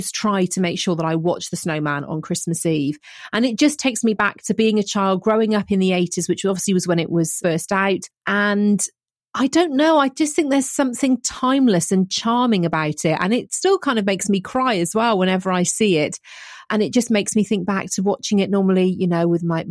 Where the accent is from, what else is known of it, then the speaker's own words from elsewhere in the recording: near Gloucester, South West England, United Kingdom; where I grew up near Gloucester